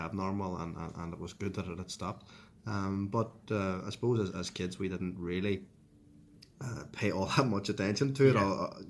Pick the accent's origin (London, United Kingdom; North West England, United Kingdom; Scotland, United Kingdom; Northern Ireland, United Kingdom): Northern Ireland, United Kingdom; Derry; So Derry is a very interesting place to grow up. I remember going to school in St. Colum's College